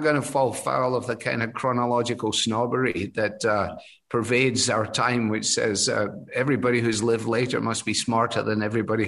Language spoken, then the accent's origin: English; Glasgow, Scotland, United Kingdom; moved away as an adult; also born or lived in Edinburgh; now in Cleveland, United States; Glasgow, my hometown, is only, you know, 40 minutes on the train from Edinburgh.